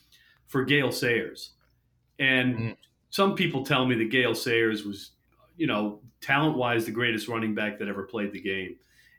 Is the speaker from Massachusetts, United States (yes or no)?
no; Chicago, Illinois, United States; moved away; I grew up in Chicago